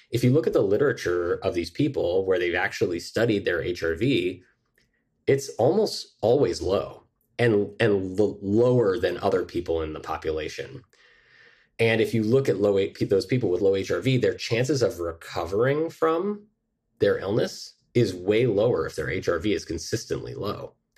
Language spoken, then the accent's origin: English; Mill Valley, California, United States; now in New York, United States; I grew up in Mill Valley, California